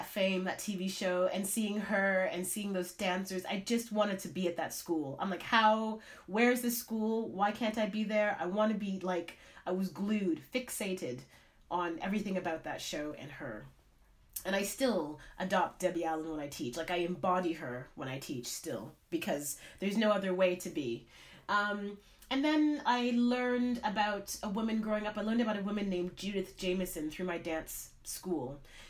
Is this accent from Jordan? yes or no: no; Canada; I mean, growing up in Canada, seeing this woman, my dream was to dance on Broadway.